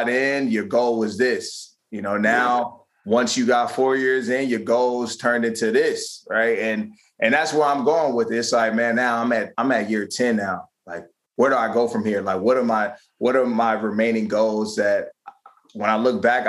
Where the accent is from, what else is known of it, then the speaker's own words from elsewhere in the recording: Prince George's County, Maryland, United States; moved away as an adult; now in Philadelphia, United States; my hometown a lot more back in PG County, Maryland